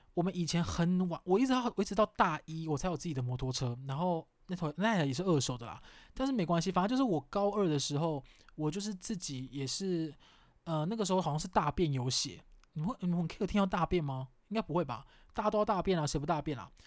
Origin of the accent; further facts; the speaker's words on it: Kaohsiung, Taiwan; 我是高雄人，然后我们就，我记得我们家那时候最近的是一个叫圣公医院吧